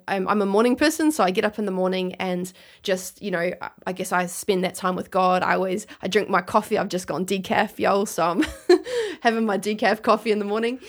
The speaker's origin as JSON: {"language": "English", "town": "Christchurch", "region": "Canterbury", "country": "New Zealand", "tie": "born or raised there", "moved": "yes", "lives_now": "Gold Coast, Australia", "said": "I was born in New Zealand, grew up there"}